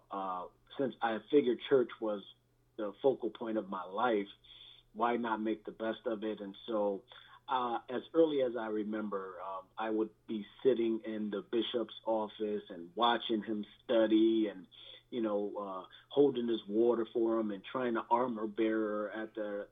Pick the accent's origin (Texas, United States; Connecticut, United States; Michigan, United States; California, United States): Connecticut, United States; Bridgeport; I grew up in the projects of all projects in Bridgeport, Connecticut. It was known as Father Panic Village at the time